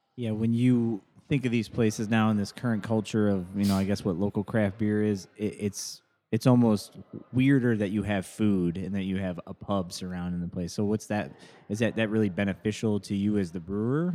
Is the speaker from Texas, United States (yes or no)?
no; Joliet, Illinois, United States; moved away; my hometown, uh, downtown Joliet